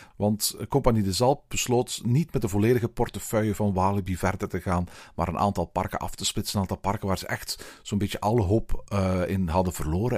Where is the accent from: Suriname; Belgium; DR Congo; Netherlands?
Belgium; Antwerp, Flanders; hier bij ons in Antwerpen.